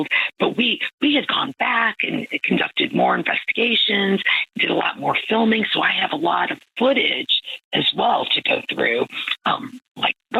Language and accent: English; Midwest, United States; now in New Orleans, United States; I'm from the Midwest